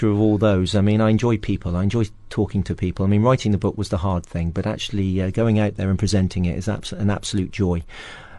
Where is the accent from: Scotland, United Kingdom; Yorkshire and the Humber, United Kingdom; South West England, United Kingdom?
South West England, United Kingdom; West Somerset; moved away as an adult; also born or lived in South Africa; I was born in the West Country, in West Somerset, on the edge of Exmoor, so a beautiful part of England